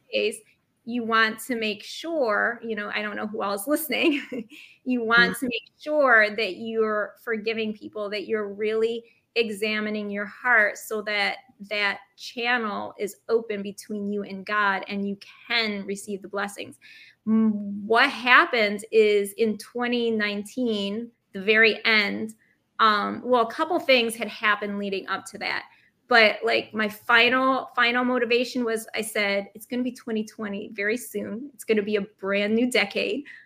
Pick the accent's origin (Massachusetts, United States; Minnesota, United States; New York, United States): New York, United States; upstate; moved away as an adult; also born or lived in Brooklyn, New York; now in New York City, United States; I'm originally from upstate New York. And when I moved to Brooklyn, it was 2007